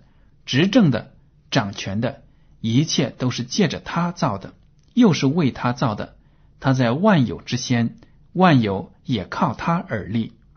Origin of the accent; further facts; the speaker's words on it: China; 我们中国人